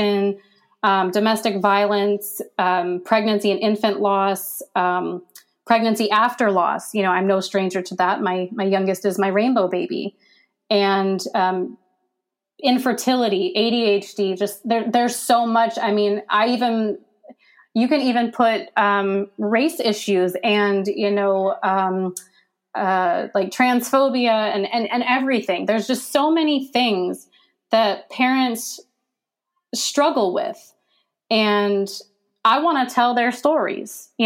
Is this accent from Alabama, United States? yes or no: no; Pennsylvania, United States; moved away as an adult; now in Virginia, United States; I'm from Pennsylvania, and I only moved to Virginia because if I hadn't, I'm pretty sure I wouldn't be alive right now. And, you know, having to leave my home that I've been at my whole life